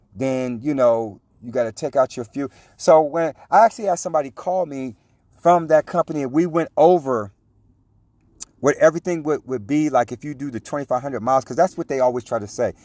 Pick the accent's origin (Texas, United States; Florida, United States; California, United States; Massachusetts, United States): California, United States; I was from California